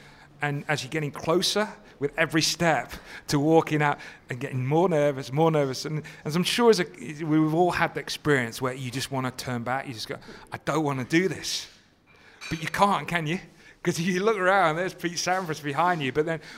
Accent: United Kingdom; I think Wimbledon, being British, I'm going to be biased, it is the greatest tournament

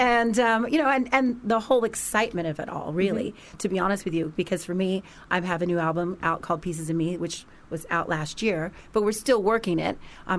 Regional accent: Los Angeles, California, United States; because I'm from Los Angeles, mm-hmm. you know, from America.

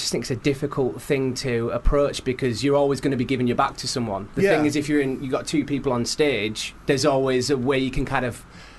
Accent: Scarborough, Yorkshire and the Humber, United Kingdom; moved away as an adult; It's my hometown theatre as well, so I'm from Scarborough.

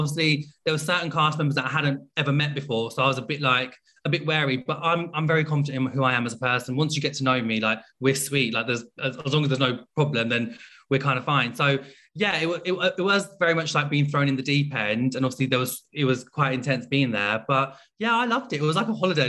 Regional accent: Pakistan; I come from a Muslim background. I'm also Pakistani.

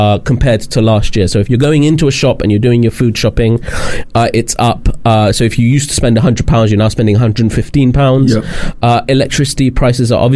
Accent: London, United Kingdom; I grew up near Wembley

